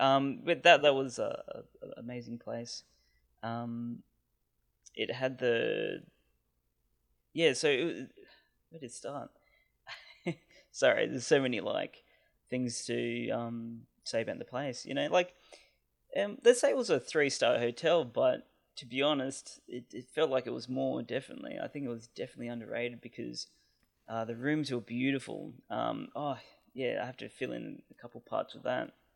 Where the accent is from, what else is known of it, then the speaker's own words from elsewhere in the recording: Canberra, Australian Capital Territory, Australia; I'm from Canberra, Australia